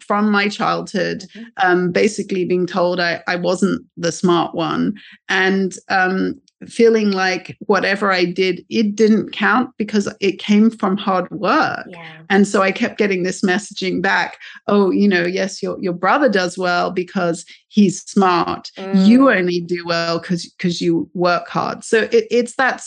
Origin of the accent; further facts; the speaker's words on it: United Kingdom; moved away as an adult; now in United States; as a British person here in the US